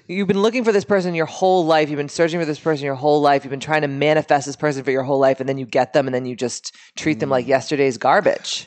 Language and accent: English; Boston, Massachusetts, United States; we are from Boston originally